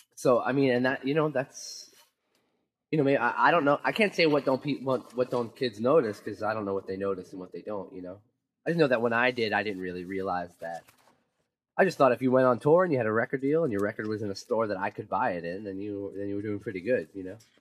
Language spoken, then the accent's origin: English; New York City, New York, United States; I'm from Queen, I'm from Queens